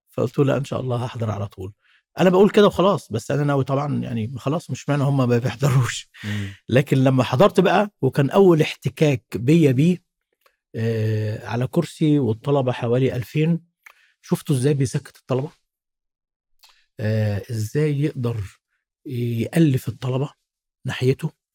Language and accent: Arabic; Cairo, Cairo Governorate, Egypt; من صغري آه، والدي الله يرحمه كان وداني جنب البيت عندنا في شبرا